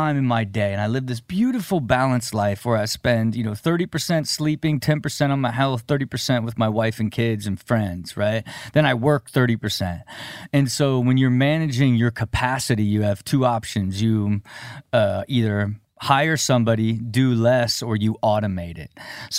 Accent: Dayton, Ohio, United States; From Dayton, Ohio.

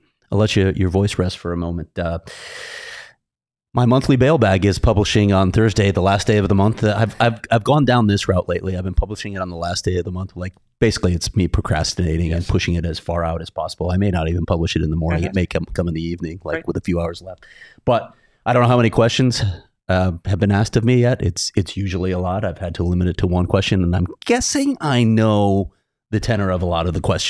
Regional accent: Chicago, Illinois, United States; I grew up in Chicago. It was actually a big deal there too, the Catholic League in particular.

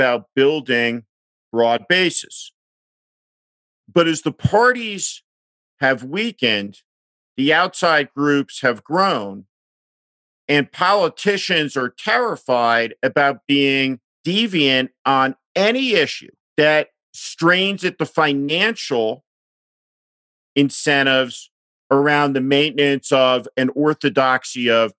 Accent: New Jersey, United States; I grew up in New Jersey

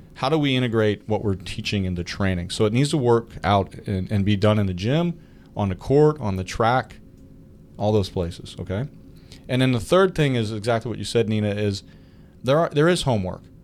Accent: Clarion, Pennsylvania, United States; I went to Clarion University, my hometown university

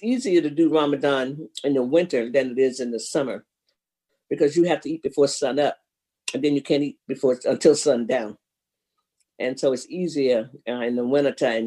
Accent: Florida, United States; even in Florida, and we weren't Catholics, we did a ham

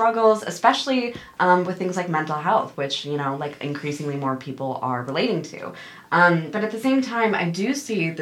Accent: Midwest, United States; I'm a Midwestern girl born and raised

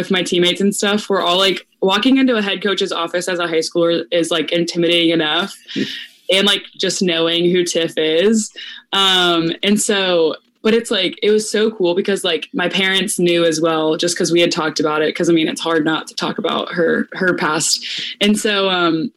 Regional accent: Tampa, Florida, United States; I'm from Tampa

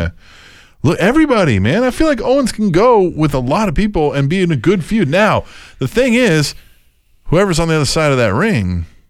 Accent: Ireland; Maybe you forgot I'm from Ireland.

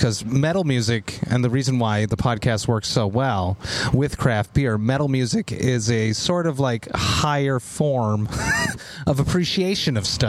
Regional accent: Montreal, Quebec, Canada; I'm from Montreal, right?

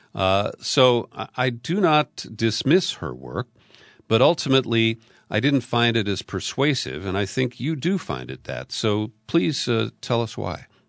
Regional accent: United States; I'm American.

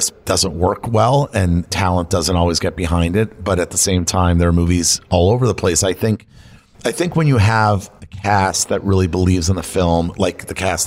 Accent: Florida, United States; now in Los Angeles, United States; Florida, that's like my home state

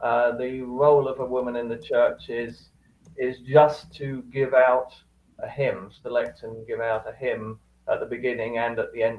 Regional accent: Cambridge, East of England, United Kingdom; I grew up in Cambridge, UK

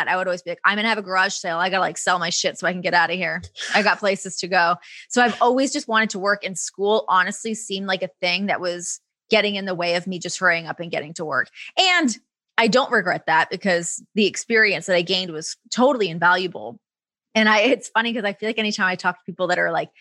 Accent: Ajax, Ontario, Canada; accent: Canadian; moved away as an adult; also born or lived in Toronto; now in United States; growing up in Ajax

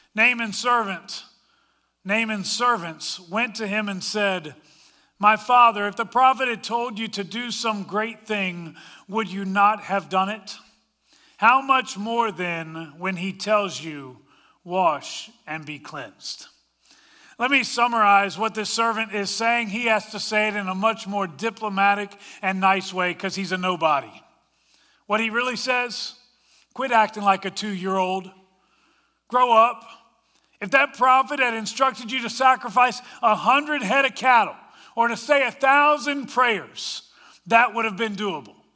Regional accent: Washington, District of Columbia, United States; moved away; also born or lived in Colorado; I grew up in the Washington, D C area, but I've also lived in Colorado.

